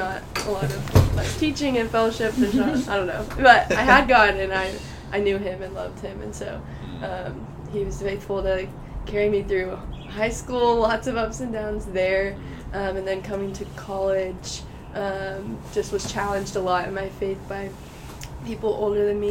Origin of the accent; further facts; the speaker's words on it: Fort Worth, Texas, United States; I am from Fort Worth, Texas